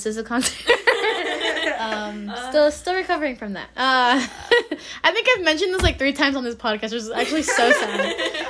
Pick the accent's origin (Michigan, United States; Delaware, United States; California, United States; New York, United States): California, United States; Los Angeles; I'm from NoHo